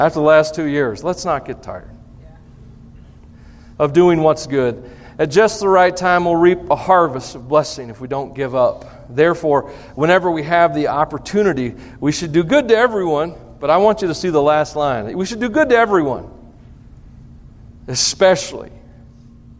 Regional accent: Tennessee, United States; I'm from Tennessee

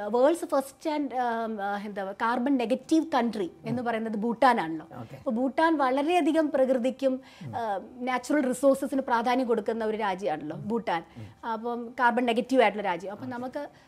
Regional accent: Shoranur, Kerala, India; now in Kochi, India; ഞാൻ ഷൊർണൂർ ജനിച്ച് വളർന്നതുകൊണ്ട്

